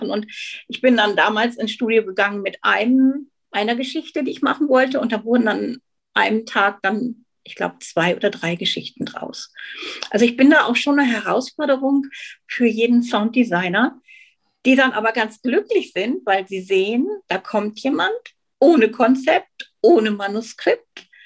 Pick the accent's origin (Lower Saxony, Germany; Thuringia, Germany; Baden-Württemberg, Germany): Lower Saxony, Germany; Hanover; moved away as an adult; now in Switzerland; Ich bin wie die Maren aus Hannover und habe mir einen Traum erfüllt und einen Kindheitstraum und bin in die Schweiz gegangen.